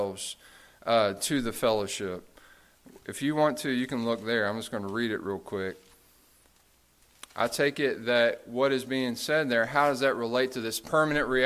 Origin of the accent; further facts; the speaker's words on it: United States; we are American, right? I mean, we're Christian. We're not American in the sense, right? We're Christian. That's our identity. But we did grow up in America